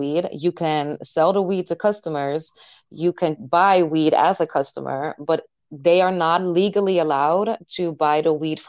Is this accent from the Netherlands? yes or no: yes; Netherlands; from Holland, like I said, I live in a small city